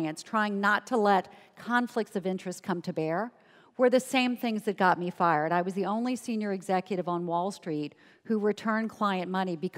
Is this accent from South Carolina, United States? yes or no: yes; Charleston, South Carolina, United States; moved away; I grew up in Charleston, South Carolina, where my parents' highest aspiration for me was to be an administrative assistant.